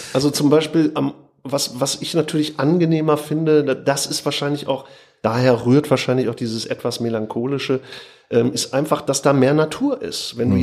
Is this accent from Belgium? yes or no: no; North Rhine-Westphalia, Germany; also born or lived in Oberhausen; sind wir an den Niederrhein gezogen.